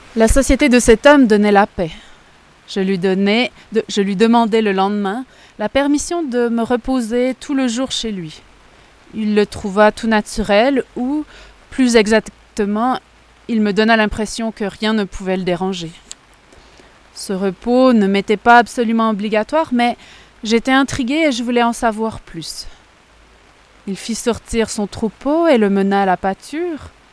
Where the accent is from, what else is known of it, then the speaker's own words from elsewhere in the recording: Quebec, Canada; je suis canadienne, je suis québécoise